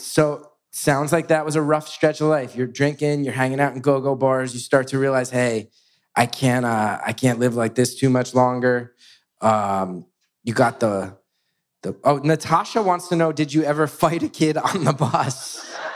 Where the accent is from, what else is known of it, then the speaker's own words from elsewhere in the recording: West Orange, New Jersey, United States; growing up in West West Orange